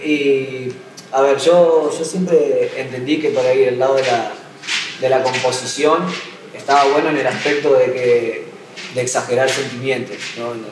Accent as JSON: {"language": "Spanish", "town": "Gálvez", "region": "Santa Fe", "country": "Argentina", "tie": "born or raised there", "also_born_or_lived": "Coronda", "said": "yo no nací en Coronda, viví como hasta los 15 años en Galve, que es donde vive mi vieja y, y todos mis hermanos"}